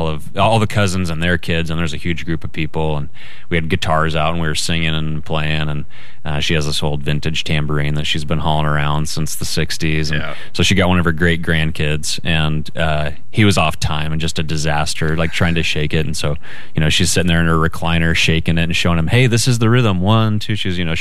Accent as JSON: {"language": "English", "region": "Idaho", "country": "United States", "said": "I'm from Idaho"}